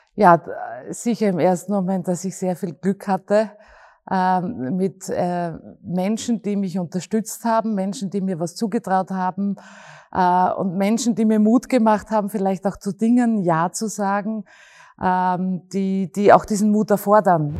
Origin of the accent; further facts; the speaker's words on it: Graz, Styria, Austria; Und ich bin in der Stadt aufgewachsen und ich bin auch ein Stadtmensch